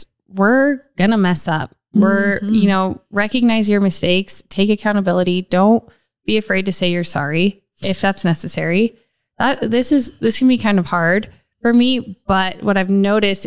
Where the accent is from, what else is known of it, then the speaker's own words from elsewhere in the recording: Reno, Nevada, United States; born and raised in Reno